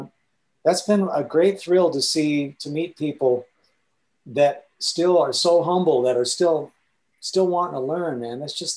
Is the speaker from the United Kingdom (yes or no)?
no; India; the other thing about growing up in India that really changed how I approach music